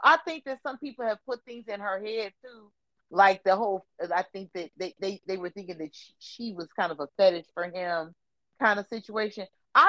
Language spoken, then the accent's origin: English; Portland, United States; I'm from Portland, shit. I ain't more from Portland because you married a nigga.